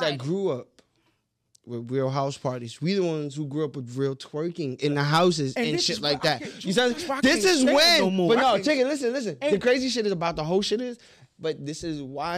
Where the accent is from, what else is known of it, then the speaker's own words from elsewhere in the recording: New York, United States; I'm from New York